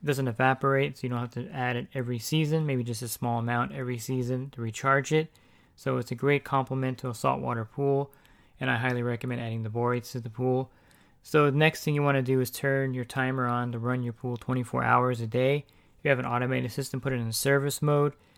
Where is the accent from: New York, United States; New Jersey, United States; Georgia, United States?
New Jersey, United States; accent: East Coast; now in California, United States; I actually am from the East Coast, I'm from New Jersey, uh, but I've been in California for a long time.